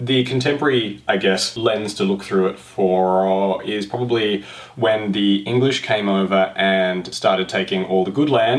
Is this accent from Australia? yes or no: yes; Australia; I'm sorry, I'm an Australian. I've never been to Ireland.